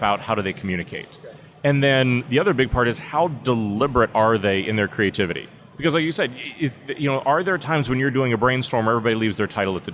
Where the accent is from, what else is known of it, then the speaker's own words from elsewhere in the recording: Pittsburgh, Pennsylvania, United States; I grew up in Pittsburgh, Pennsylvania, really during the collapse of the steel mills